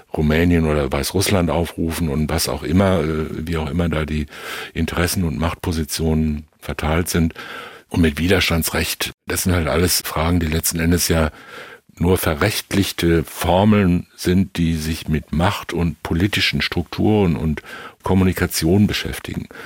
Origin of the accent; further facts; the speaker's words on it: near Enkhausen in the Sauerland, North Rhine-Westphalia, Germany; Das ist nicht weit von meinem Heimatort entfernt